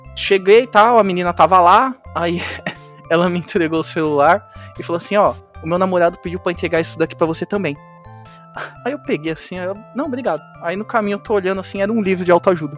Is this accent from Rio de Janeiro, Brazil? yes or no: no; Araçatuba, São Paulo, Brazil; eu sou aqui de Aracatuba